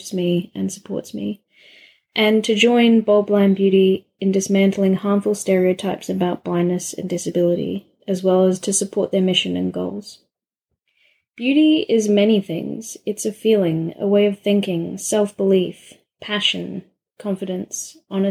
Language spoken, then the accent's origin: English; Adelaide, South Australia, Australia; I'm from Adelaide, South Australia